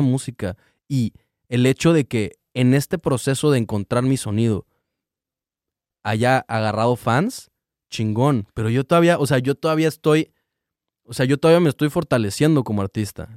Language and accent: Spanish; Cancún, Quintana Roo, Mexico; moved away; soy de Cancún